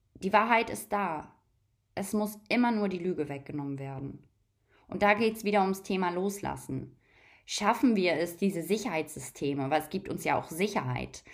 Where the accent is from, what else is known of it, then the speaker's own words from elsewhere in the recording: Germany; Ich bin in Deutschland aufgewachsen.